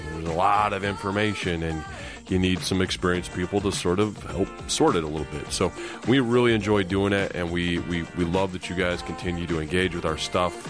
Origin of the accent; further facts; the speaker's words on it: Iowa, United States; I was a Raiders kid growing up in Iowa